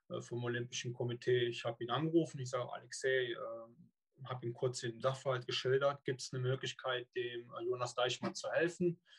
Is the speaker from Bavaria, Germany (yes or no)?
no; Cologne, North Rhine-Westphalia, Germany; hört, bin ich eine Kölsche Jung. Ja, und äh, also komme gebürtig aus dem Rheinland.